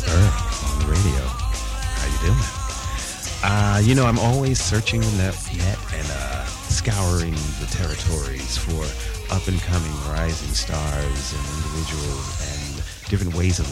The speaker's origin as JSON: {"language": "English", "region": "New York", "country": "United States", "said": "I'm from New York"}